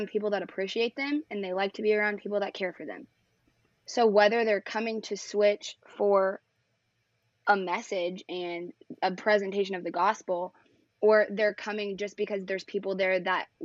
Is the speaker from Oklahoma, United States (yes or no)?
yes; Oklahoma City, Oklahoma, United States; growing up at Life Church Northwest Oklahoma City